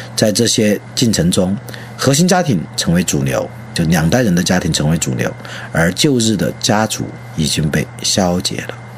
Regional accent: Leshan, Sichuan, China; moved away; 我的故乡是四川乐山市， 武东桥刘华镇，后面呢，再大一点也是在武东桥县里面长大的

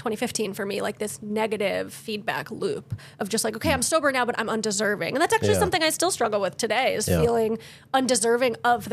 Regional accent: Connecticut, United States; moved away as an adult; also born or lived in Maryland; I grew up in Connecticut

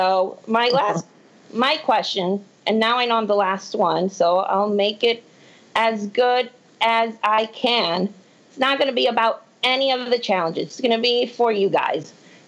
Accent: Puerto Rico; now in Texas, United States; Well, no, I'm originally from Puerto Rico, but I live in Texas.

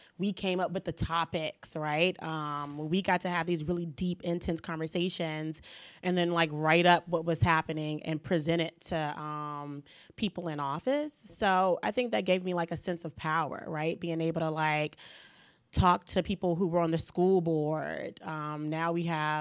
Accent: Washington, District of Columbia, United States; I grew up on 4th in Florida

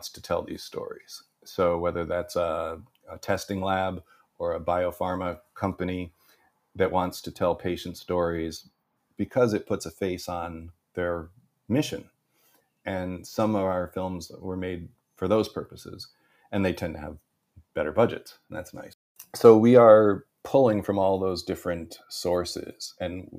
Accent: Ballston Spa, upstate New York, United States; moved away as an adult; also born or lived in Hollywood; I returned back to my hometown in upstate New York and took a look around this beautiful little town of Balsam Spa, New York

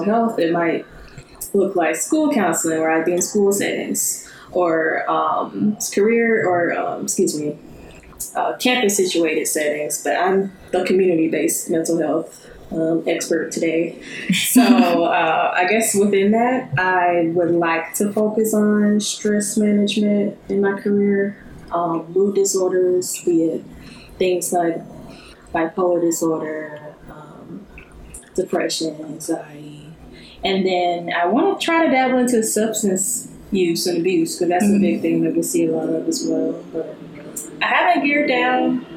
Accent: Birmingham, Alabama, United States; moved away as an adult; I'm from Birmingham. So I've just been kind of moving up the map through school

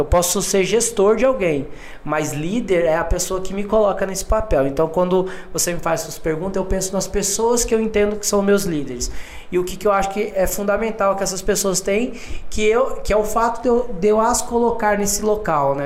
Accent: Cuiabá, Mato Grosso, Brazil; moved away as an adult; also born or lived in Minas Gerais; now in São Paulo, Brazil; não sou daqui de São Paulo, né? Moro aqui, trabalho aqui já há alguns anos, mas sou, sou cuiabano, nasci em Mato Grosso.

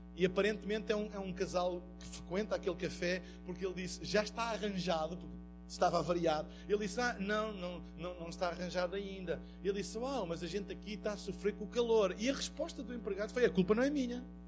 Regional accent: Portugal; eu venho de Portugal

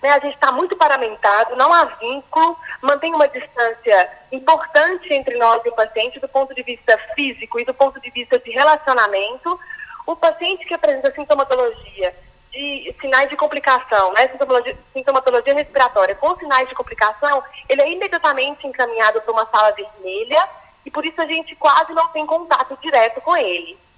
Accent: Minas Gerais, Brazil; sou médica de família e comunidade, sou mineira

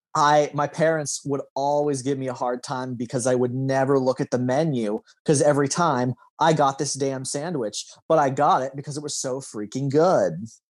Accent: Lincoln, Nebraska, United States; as suburban of an area as you know we grew up in in Lincoln.

